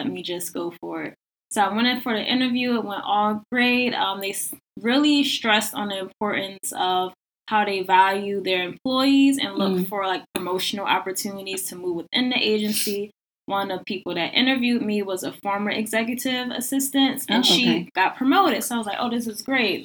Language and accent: English; Philadelphia, Pennsylvania, United States; moved away as an adult; now in Washington, D.C., United States; I'm originally from Philadelphia, so I've also been adjusting to the DC culture